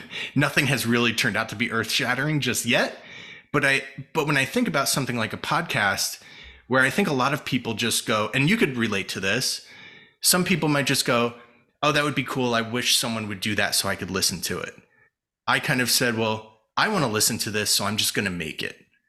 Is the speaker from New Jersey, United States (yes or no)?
yes; New Jersey, United States; moved away as an adult; also born or lived in California; I grew up in Jersey